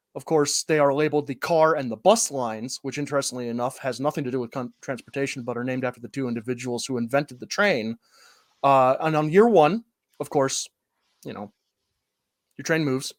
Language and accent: English; Northwest Ohio, United States; I grew up in Northwest Ohio, the Rust Belt